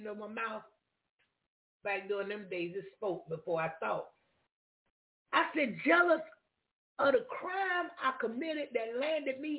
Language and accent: English; Jacksonville, Florida, United States; I come from Duval County, I didn't come from that surrounding